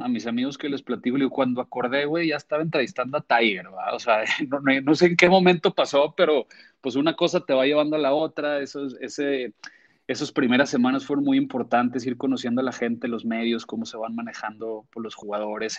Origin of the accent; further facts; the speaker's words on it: Torreón, Coahuila, Mexico; moved away as an adult; now in Monterrey, Mexico; yo soy tenista de niño en Torreón por mi papá